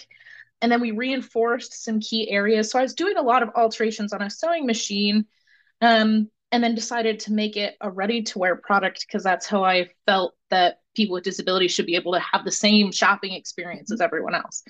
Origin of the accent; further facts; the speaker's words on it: Cedar Rapids, Iowa, United States; moved away as an adult; now in Richmond, United States; I grew up in Cedar Rapids, went to University of Iowa for school